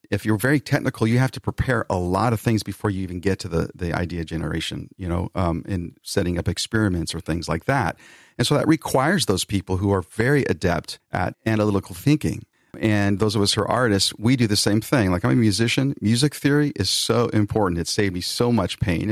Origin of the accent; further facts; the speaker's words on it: Bay Area near San Francisco, California, United States; I'm from the Bay Area near San Francisco